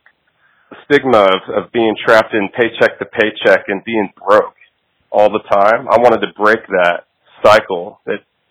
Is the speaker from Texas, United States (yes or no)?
yes; Rosenberg, Texas, United States; also born or lived in Arizona; I'm originally from Arizona, but I grew up in Texas most of my life. I'm from Rosenberg, Texas.